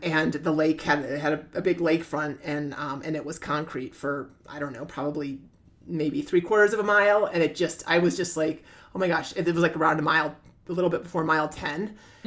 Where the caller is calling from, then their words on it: Burlington, Ontario, Canada; I'm calling from Burlington, Ontario, Canada